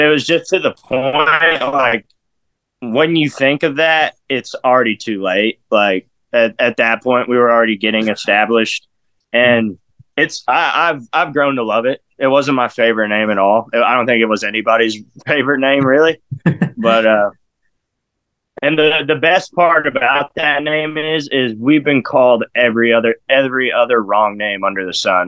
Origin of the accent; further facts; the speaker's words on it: Odessa, Texas, United States; also born or lived in Harlingen, Texas / Orange County, California; I moved to Odessa, West Texas, where I'm I claim to be from. I've lived there for like 22 years